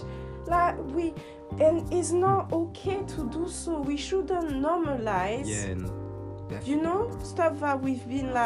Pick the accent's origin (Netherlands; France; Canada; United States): France; moved away; I grew up in France. Like, I'm born in France, I'm French